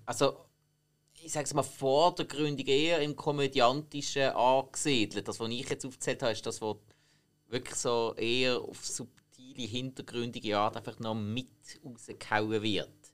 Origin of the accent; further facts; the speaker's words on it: Switzerland; bei uns in der Schweiz